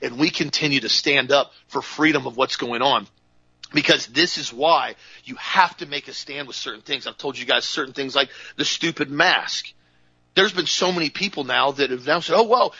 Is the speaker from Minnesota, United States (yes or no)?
no; Florida, United States; I'm from Florida